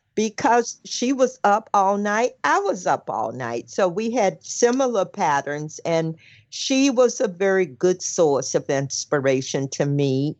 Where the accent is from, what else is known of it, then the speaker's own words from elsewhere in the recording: the South, United States; I'm from the South